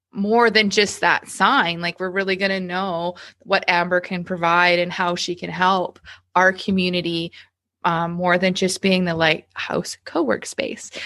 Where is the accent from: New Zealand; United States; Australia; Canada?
Canada; Leduc, Alberta; I'm born and raised here as well